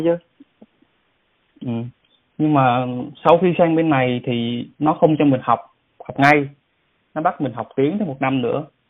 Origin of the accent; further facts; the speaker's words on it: Vietnam; now in South Korea; mình là người Việt Nam